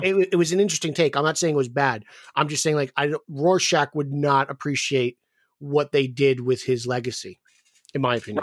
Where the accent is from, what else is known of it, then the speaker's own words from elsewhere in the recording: New Jersey, United States; I'm from New Jersey